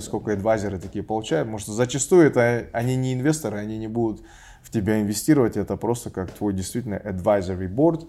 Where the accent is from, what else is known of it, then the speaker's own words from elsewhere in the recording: Kazakhstan; moved away; я казах